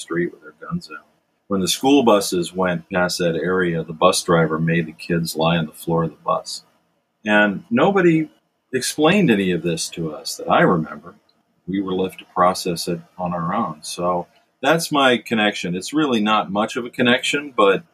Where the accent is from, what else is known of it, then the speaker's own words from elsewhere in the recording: Richfield, Ohio, United States; I was born and raised in Richfield, Ohio